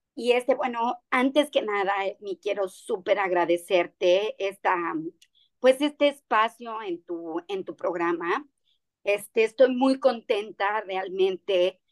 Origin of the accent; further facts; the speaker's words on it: Mexico; now in Cancún, Mexico; algo hecho en nuestro país, algo que trabajamos con artesanos, algo que me gusta realmente mostrar de nuestro país